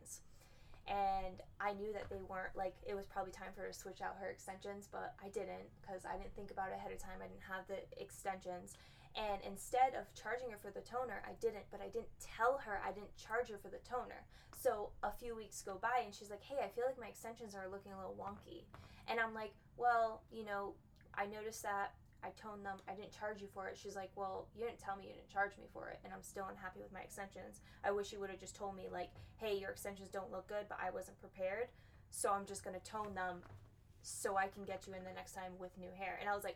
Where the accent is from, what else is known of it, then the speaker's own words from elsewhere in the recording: Massachusetts, United States; moved away as an adult; now in Florida, United States; I'm from Massachusetts, and I moved to Florida